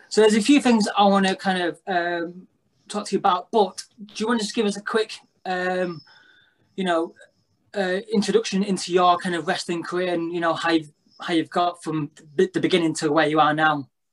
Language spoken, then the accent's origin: English; Blackpool, North West England, United Kingdom; we're from Blackpool, which obviously is a wrestling town